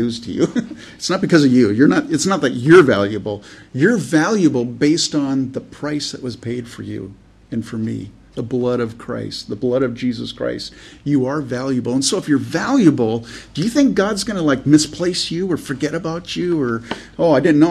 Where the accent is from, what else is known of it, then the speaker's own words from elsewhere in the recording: California, United States; I grew up in California where there's rattlesnake